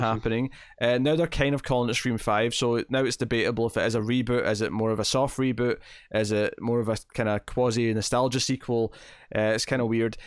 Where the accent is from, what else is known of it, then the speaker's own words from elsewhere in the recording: Scotland, United Kingdom; I'm Scottish